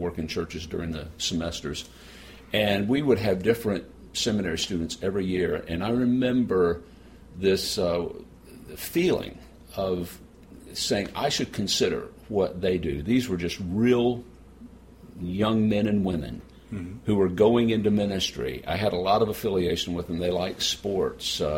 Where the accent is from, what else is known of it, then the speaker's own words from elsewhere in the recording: United States; now in Indianapolis, United States; as an American minister